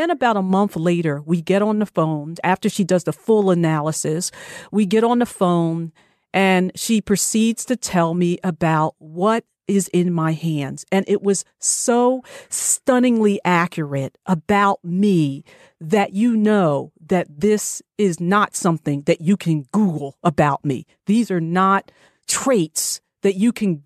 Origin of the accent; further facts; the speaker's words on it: New Jersey, United States; I'm originally from New Jersey, born and bred, proud to say